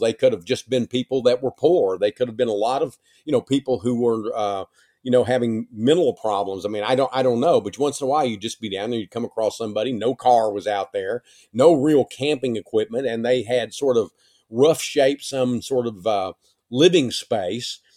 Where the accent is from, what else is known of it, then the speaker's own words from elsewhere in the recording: East Texas, United States; East Texas when I was growing up